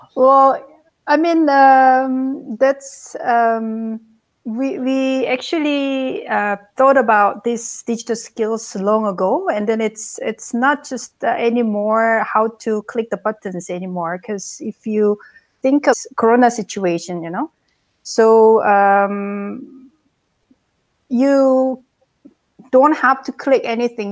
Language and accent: English; South Korea; also born or lived in Bangkok, Thailand; now in Hamburg, Germany; originally, I'm from South Korea